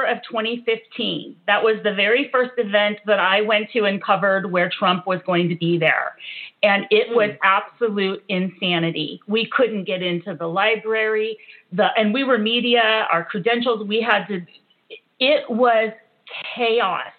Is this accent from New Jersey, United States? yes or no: no; California, United States; growing up in California